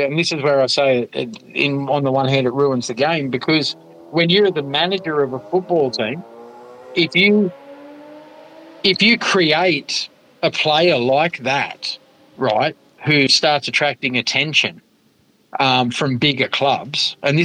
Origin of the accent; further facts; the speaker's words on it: The Entrance, New South Wales, Australia; moved away as an adult; also born or lived in South Australia; I grew up on the Central Coast, New South Wales, the Entrance